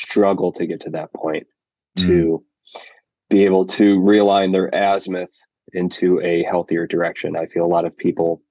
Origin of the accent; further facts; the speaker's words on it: Chicago suburbs, Illinois, United States; Grew up and am in the Chicago suburbs